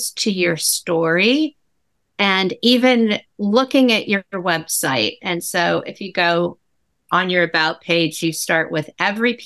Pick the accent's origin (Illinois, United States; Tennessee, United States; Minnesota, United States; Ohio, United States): Ohio, United States; that's my home state. I'm in Cleveland